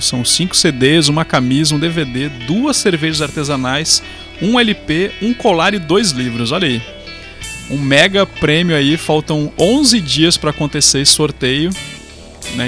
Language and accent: Portuguese; Rio Grande do Sul, Brazil; moved away as an adult; also born or lived in Paraíba; now in João Pessoa, Brazil; eu sou gaúcho e tô na Paraíba.